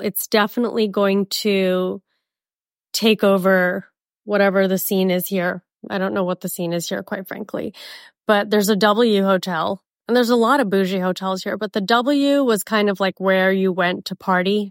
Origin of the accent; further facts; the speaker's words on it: Miami, Florida, United States; also born or lived in Mumbai, India; now in Scottsdale, United States; I'm from Miami